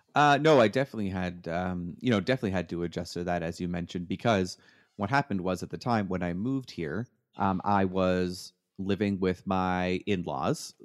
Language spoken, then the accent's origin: English; Canada; moved away as an adult; now in United States; I'm from Canada